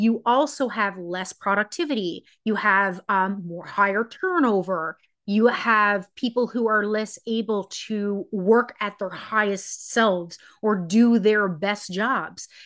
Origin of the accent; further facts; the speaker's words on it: Newfoundland and Labrador, Canada; I am from Newfoundland, Canada